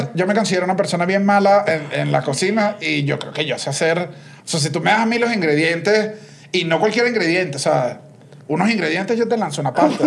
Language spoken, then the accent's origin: Spanish; Venezuela; moved away as an adult; now in Mexico